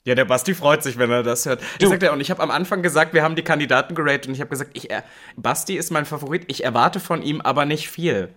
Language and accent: German; MDR broadcast area, Central Germany, Germany; now in Berlin, Germany; MDR Sputnik ist ja auch ein Radiosender aus meiner Heimat